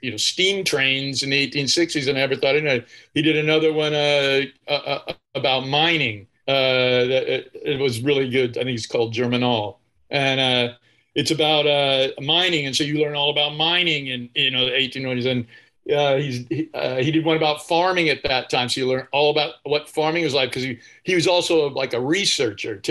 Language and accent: English; Bakersfield, California, United States; I grew up in Bakersfield.